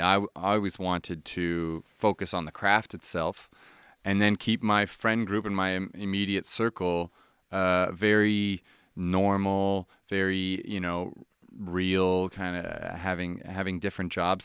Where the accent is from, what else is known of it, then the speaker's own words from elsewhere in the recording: Halifax, Nova Scotia, Canada; moved away; I'm from Halifax